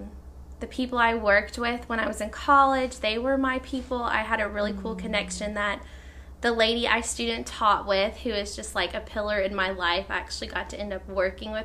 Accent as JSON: {"language": "English", "region": "East Tennessee", "country": "United States", "lives_now": "Thompson Station, United States", "said": "I am from East Tennessee. I'm not a Nashville native"}